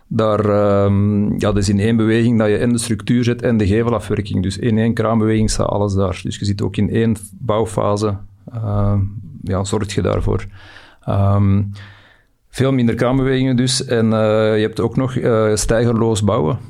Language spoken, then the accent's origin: Dutch; Belgium; we zitten altijd met een baksteen in onze maag als Belg zijnde